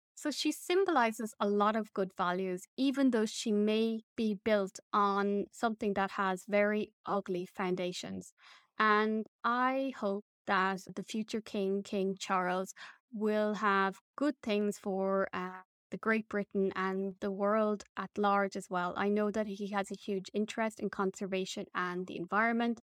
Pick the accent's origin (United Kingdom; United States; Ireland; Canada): Ireland; As an Irish person